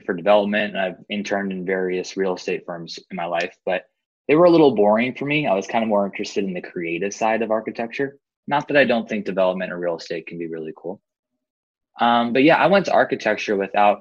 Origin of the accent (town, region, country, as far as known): San Diego, California, United States; born or raised there